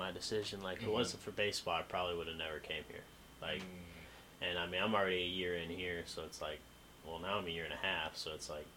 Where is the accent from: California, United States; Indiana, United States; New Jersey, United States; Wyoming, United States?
Indiana, United States; Avon; moved away as an adult; I am from Avon, Indiana